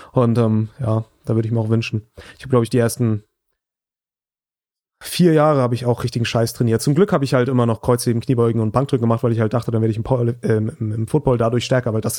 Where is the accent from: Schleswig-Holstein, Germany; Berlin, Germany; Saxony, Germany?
Schleswig-Holstein, Germany; Flensburg; also born or lived in Hamburg; da war ich vier Wochen im Sommer in meiner Heimatstadt in Flensburg. Ich habe in Hamburg studiert ähm, oder habe da auch Schule gemacht und auch studiert dann